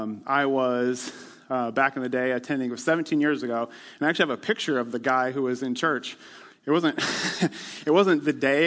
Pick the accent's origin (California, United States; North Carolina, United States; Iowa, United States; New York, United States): Iowa, United States; Northwest; also born or lived in Ames, Iowa; I grew up in Northwest Iowa where everybody's a Christian. I mean, what else would you be? I'm Dutch from Northwest Iowa.